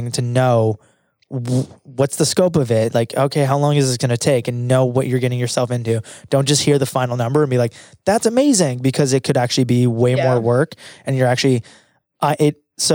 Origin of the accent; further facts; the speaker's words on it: Canada; as a Canadian